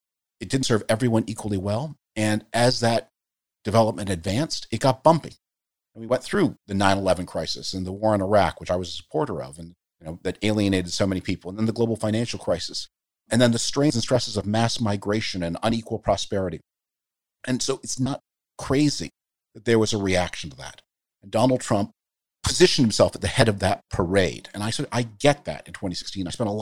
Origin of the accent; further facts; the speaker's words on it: Canada; moved away; I grew up in the Cold War. I grew up, as I mentioned, in Canada, under the shield of that mighty American system of global defense that protected all of us. My family's Jewish. I'm Jewish.